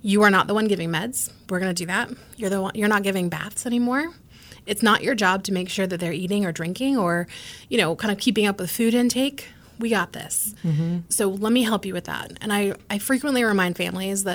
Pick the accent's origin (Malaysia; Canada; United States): United States; as Americans, right, like, we are an Irish Catholic family.